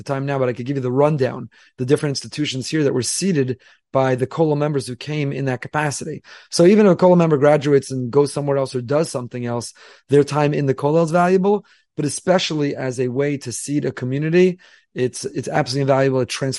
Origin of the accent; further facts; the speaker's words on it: Teaneck, New Jersey, United States; I grew up in Teaneck, New Jersey, and I went to Yavin Academy. I went to Frisch.